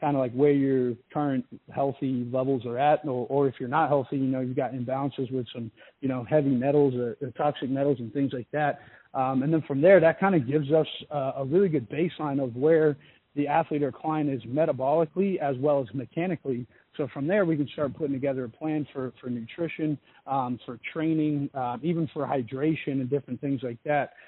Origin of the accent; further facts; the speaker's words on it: Australia; moved away as an adult; my life and growing up in Australia